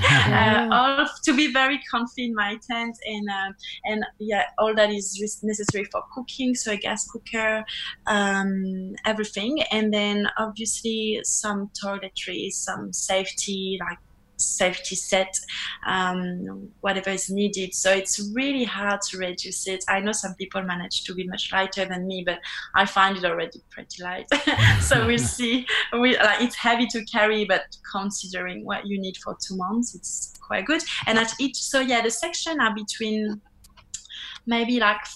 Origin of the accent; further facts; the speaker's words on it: France; English is a second language; moved away as an adult; also born or lived in New Zealand; now in Australia; I'm from France.